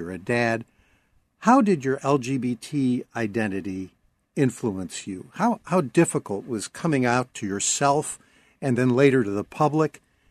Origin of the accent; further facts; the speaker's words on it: Chicago, Illinois, United States; I grew up in Chicago, and that explains a lot. Paul, I have a very strong Jewish identity